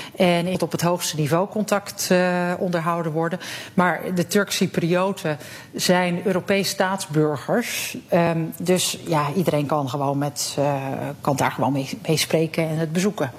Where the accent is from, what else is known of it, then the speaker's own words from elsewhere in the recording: Netherlands; moved away as an adult; now in Cyprus; als Nederlanders